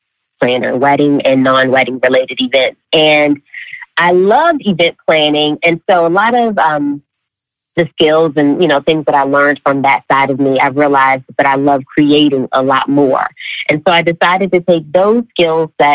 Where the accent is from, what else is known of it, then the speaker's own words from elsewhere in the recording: Baltimore, Maryland, United States; moved away as an adult; also born or lived in Charlotte, North Carolina; born and raised in the Charm City